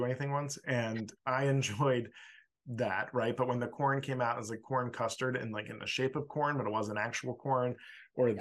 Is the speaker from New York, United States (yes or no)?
no; Philadelphia, Pennsylvania, United States; I'm from Philly